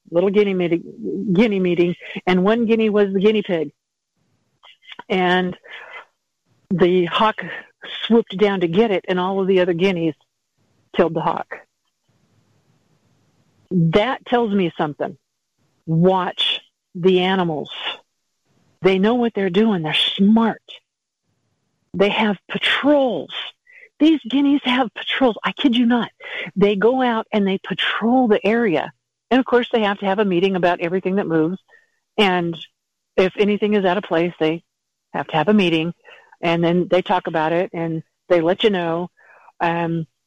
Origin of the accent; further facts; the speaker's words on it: Montana, United States; I'm from Montana